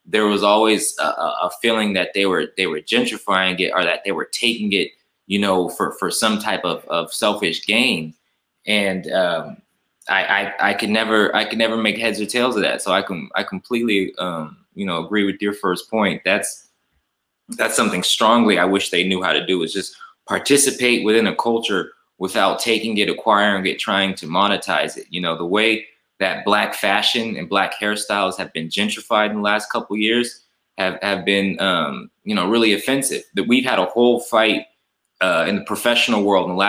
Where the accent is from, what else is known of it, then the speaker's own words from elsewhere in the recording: Fresno, California, United States; growing up in Fresno, you know, I describe Fresno as kind of a Mississippi of the West